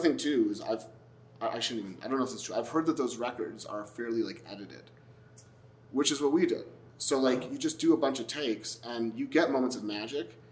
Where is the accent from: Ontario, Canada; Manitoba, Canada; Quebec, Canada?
Quebec, Canada; Montreal; I grew up in Montreal, which has this big jazz fest